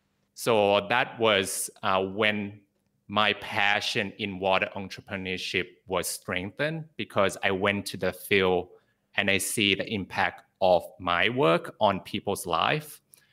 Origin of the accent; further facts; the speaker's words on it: Bangkok, Thailand; also born or lived in Sydney, Australia; Because I was born in Sydney, Australia, and I also grew up in Bangkok, Thailand.